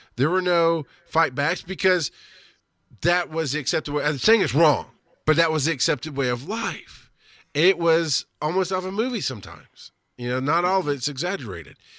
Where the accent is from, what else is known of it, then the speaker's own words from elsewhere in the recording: southern rural Georgia, United States; also born or lived in Florida; I've lived in Georgia and southern rural farm Georgia many of my formative years